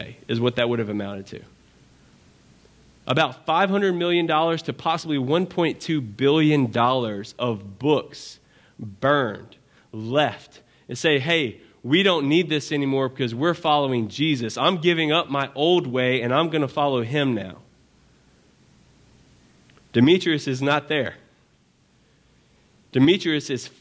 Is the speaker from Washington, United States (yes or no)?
no; Baton Rouge, Louisiana, United States; I'm from Baton Rouge